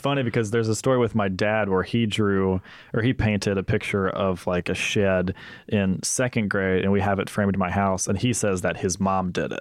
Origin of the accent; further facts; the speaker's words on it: Mississippi, United States; we are both from Mississippi.